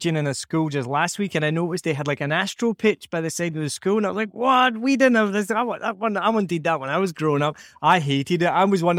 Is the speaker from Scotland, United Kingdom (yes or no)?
yes; Scotland, United Kingdom; This is what, for some reason, growing up in Scotland, they decided to make football pitches made of this substance.